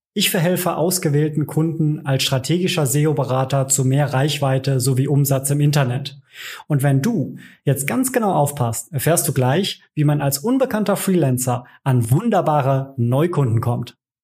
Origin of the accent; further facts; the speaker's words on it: Cologne, North Rhine-Westphalia, Germany; gebürtiger Kölner